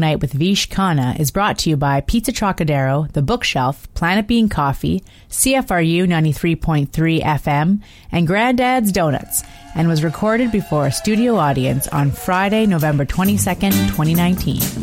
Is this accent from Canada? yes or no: yes; Toronto, Ontario, Canada; also born or lived in Brampton / Maple / New York; Um, I grew up sort of all around Toronto